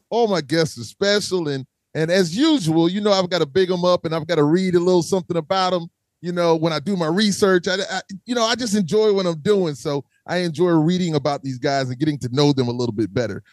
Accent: South Carolina, United States; I'm from South Carolina

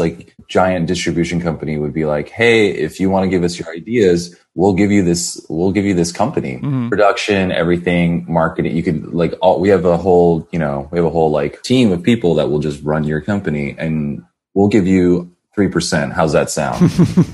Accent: San Jose, California, United States; now in Los Angeles, United States; I didn't grow up in LA. I grew up in San Jose, which is in Northern California

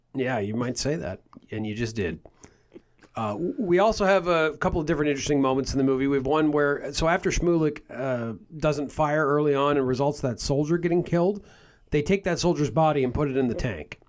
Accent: Canada; we're from Canada

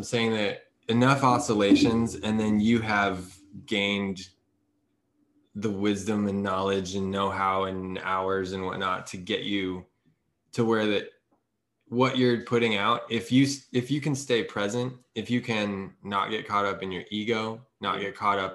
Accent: Boulder, Colorado, United States; We're from Boulder, outside of Boulder

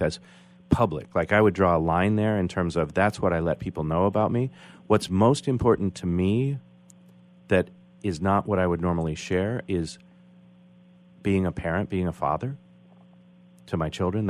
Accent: United States; I'm identifying as American

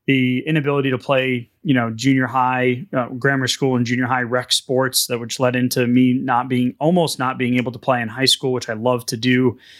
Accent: New England, United States; now in Texas, United States; I'm from New England.

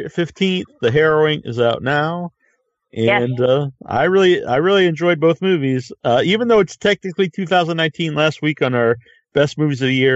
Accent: East Coast, United States; I'm from the East Coast, and so we have, you know, great pizza in Boston

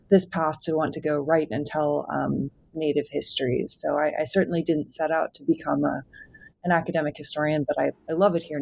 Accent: East Coast, New York, United States; moved away; also born or lived in Oklahoma / New Orleans, Louisiana; I grew up on the East Coast in New York. And so for me, outside of Oklahoma, which is where my um, family and my tribal nation is based

